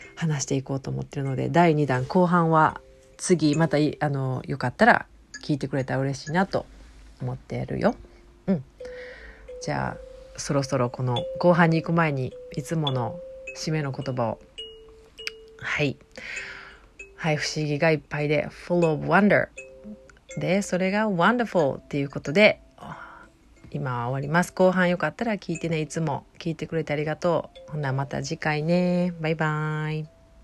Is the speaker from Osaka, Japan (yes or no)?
yes; Osaka, Japan; accent: Kansai dialect; 私は大阪の,、まあ、あの関西弁聞いてもらって分かると思うけど大阪の出身